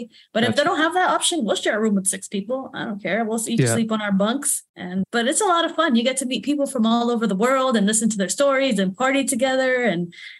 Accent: Florida, United States; I'm from Florida. I like that warm bath water.

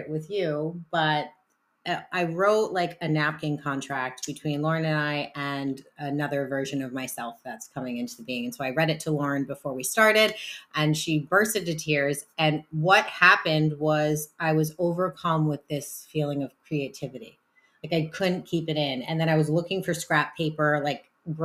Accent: New Jersey, United States; now in Rhode Island, United States; I grew up in the Jersey school system

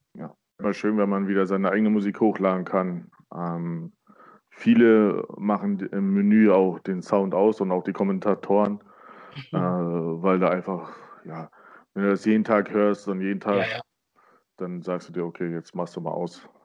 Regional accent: Burg Stargard, Mecklenburg-Vorpommern, Germany; moved away as an adult; also born or lived in Neubrandenburg; now in Baden-Württemberg, Germany; ich bin in Burgstargard groß geworden

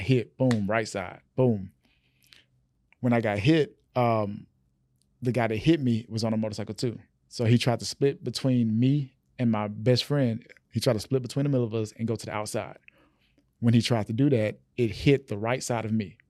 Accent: Rayville, Louisiana, United States; my small town, um, born in Rayville, Louisiana

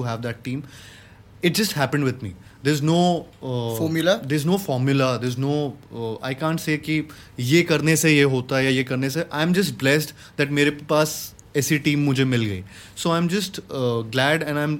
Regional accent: Gwalior, Madhya Pradesh, India; moved away as an adult; now in Mumbai, India; I had gone to Gwalior, my hometown

